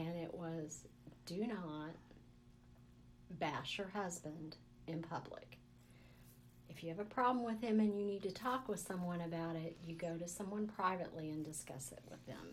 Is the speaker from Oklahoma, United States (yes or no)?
yes; Oklahoma, United States; I grew up in Oklahoma, but my family's an unsweet tea family.